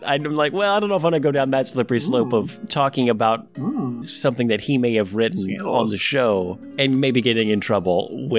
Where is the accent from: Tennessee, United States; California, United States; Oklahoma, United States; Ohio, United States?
Tennessee, United States; Jackson; born or raised there